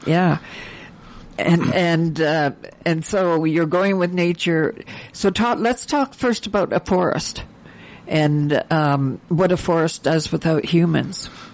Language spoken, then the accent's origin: English; Ontario, Canada; moved away; I grew up in back in Ontario